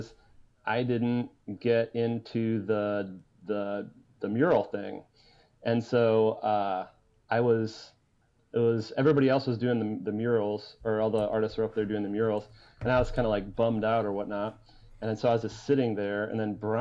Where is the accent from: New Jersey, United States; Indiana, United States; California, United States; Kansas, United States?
Indiana, United States; Fort Wayne; it's Fort Wayne